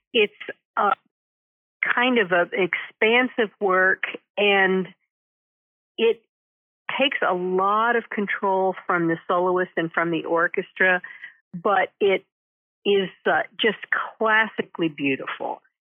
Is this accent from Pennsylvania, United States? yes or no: no; Denton, Texas, United States; moved away as an adult; also born or lived in New Haven, Connecticut / New York City / Washington, D.C.; I'm a native Texan, um, and I grew up in Denton